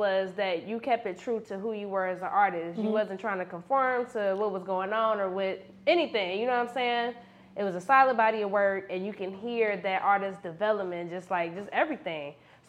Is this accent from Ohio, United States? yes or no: yes; Cincinnati, Ohio, United States; I'm from Cincinnati, Ohio.